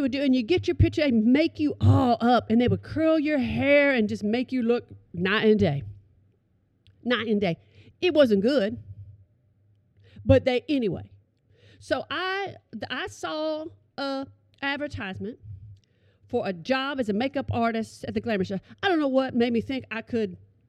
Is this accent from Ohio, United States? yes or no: no; Oklahoma, United States; I'm from Oklahoma